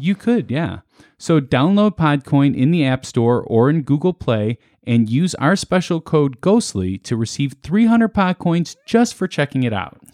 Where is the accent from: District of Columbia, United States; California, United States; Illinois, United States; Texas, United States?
Illinois, United States; Chicago; we're from Chicago